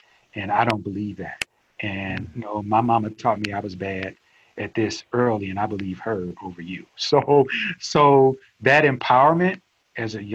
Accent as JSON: {"language": "English", "town": "St. Louis", "region": "Missouri", "country": "United States", "tie": "born or raised there", "also_born_or_lived": "Starkville, Mississippi", "said": "I grew up in a very tough area of St. Louis"}